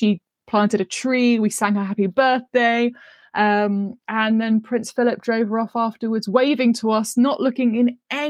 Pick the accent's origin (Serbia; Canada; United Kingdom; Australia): United Kingdom; Canterbury, South East England; moved away as an adult; now in Bath, United Kingdom; I grew up on the complete opposite side, much closer to London. I grew up in Kent in Canterbury